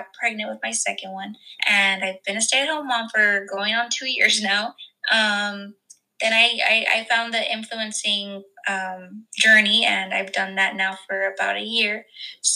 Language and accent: English; deep South Texas, United States; I'm from Texas, like deep South Texas, maybe 5 minutes away from the Mexico border